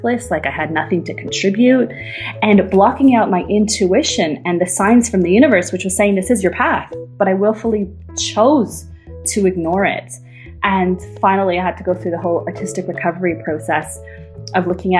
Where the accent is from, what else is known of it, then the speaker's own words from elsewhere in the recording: Canada; moved away as an adult; now in Berlin, Germany; I'm truly Canadian